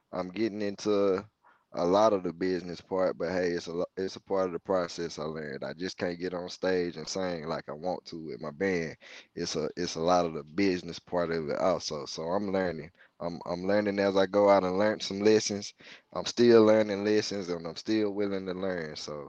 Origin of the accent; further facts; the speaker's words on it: Mississippi, United States; I said, no, I'm from right here in Mississippi.